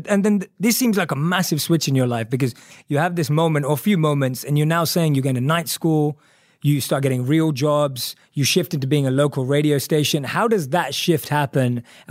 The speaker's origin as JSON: {"language": "English", "region": "London", "country": "United Kingdom", "tie": "born or raised there", "said": "because I grew up born and raised in London."}